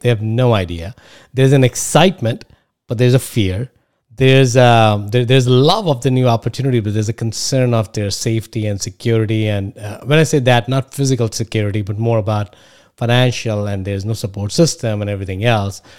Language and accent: English; India; moved away as an adult; now in United States; I come from India. I went to the best colleges here.